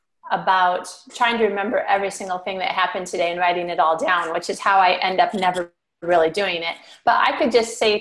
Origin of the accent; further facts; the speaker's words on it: Michigan, United States; moved away; also born or lived in Arizona / California / Sydney, Australia; I'm originally from Michigan